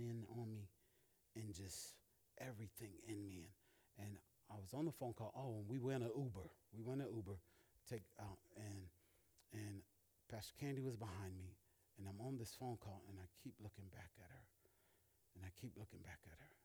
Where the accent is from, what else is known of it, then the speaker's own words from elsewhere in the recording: Alabama, United States; moved away; also born or lived in Massachusetts; my best friend that I grew up with in Alabama